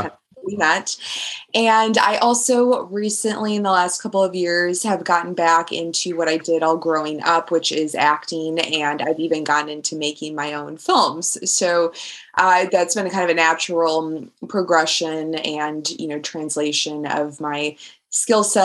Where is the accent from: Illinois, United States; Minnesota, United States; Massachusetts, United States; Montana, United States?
Illinois, United States; Chicago; now in London, United Kingdom; growing up in Chicago